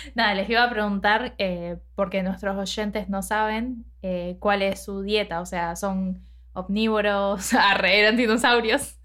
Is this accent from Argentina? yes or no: yes; Argentina; nosotros obviamente nacimos y nos criamos en Argentina